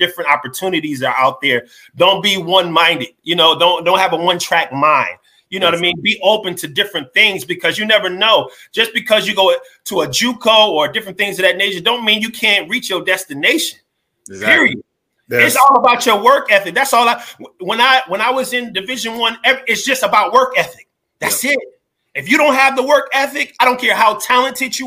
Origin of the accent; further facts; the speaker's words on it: New Jersey, United States; I'm from Jersey